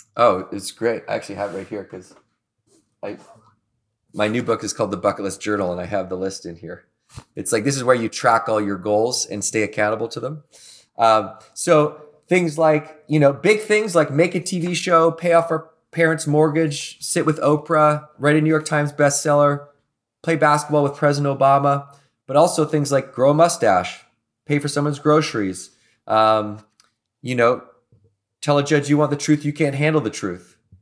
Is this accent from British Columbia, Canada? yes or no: yes; Victoria, British Columbia, Canada; I grew up in Victoria, British Columbia, and I went to work in Banff, Alberta.